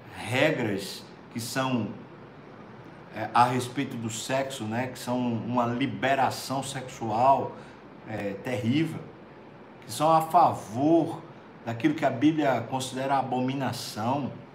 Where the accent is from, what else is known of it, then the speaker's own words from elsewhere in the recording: Brazil; como brasileiro